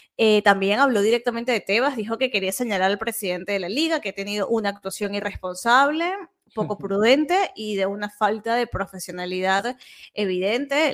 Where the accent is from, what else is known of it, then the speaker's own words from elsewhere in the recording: Venezuela; now in Catalonia, Spain; yo como venezolana